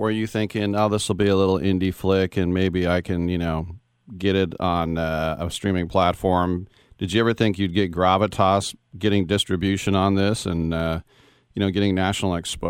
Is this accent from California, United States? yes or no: yes; East Bay, Northern California, United States; also born or lived in Oakland / Berkeley; I'm a NorCal native.